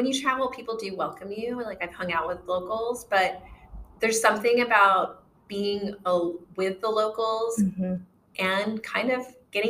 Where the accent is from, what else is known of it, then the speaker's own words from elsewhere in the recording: Philippines; moved away; And technically I am from the Philippines.